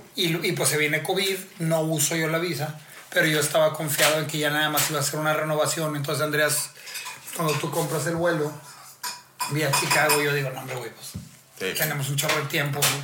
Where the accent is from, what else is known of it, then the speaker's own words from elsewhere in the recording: Mexico; como mexicano